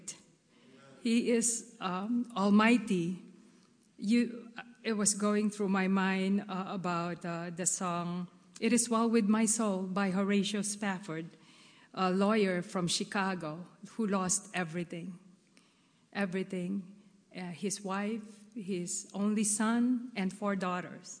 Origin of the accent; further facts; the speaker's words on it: Philippines; moved away; I was born and raised in the Philippines